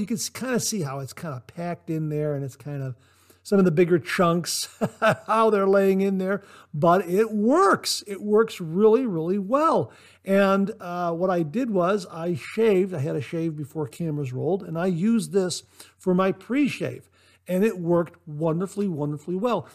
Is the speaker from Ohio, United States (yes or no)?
yes; Ohio, United States; Ohio, my home state, born and raised here.